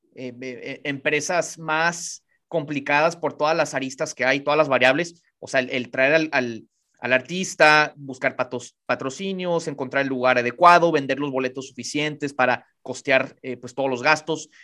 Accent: Tijuana, Baja California, Mexico; mi ciudad, aquí en Tijuana

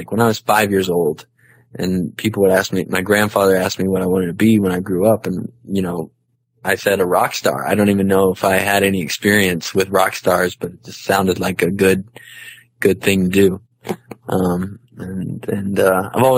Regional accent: Gainesville, Georgia, United States; moved away as an adult; also born or lived in Dallas, Texas / Chicago; born in Gainesville, Georgia, which is about 45 minutes northeast of Atlanta

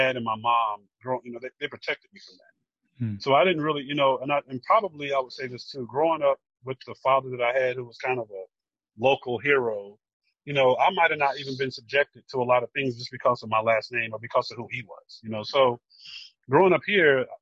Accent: Asheville, North Carolina, United States; a man who's a native of Asheville

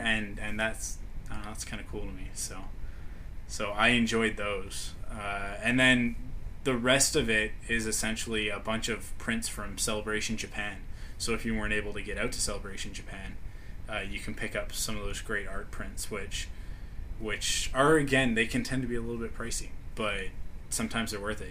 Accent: Canada; me being a Canadian

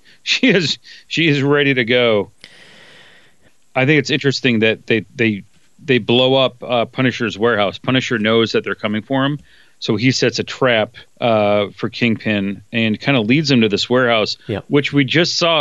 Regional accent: Detroit, Michigan, United States; grew up in Detroit

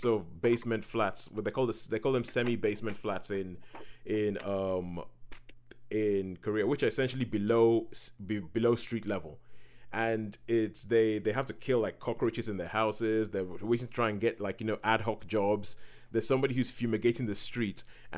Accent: Nigeria; growing up in Nigeria, because we have a similar kind of system

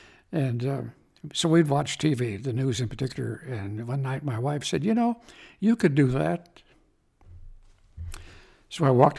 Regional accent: Wayne, Nebraska, United States; also born or lived in Omaha, Nebraska; I'm from Nebraska.

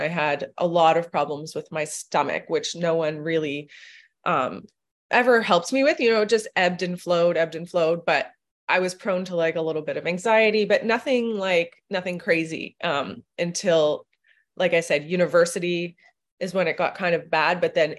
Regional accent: Toronto, Ontario, Canada; I grew up in Toronto. I finished Western

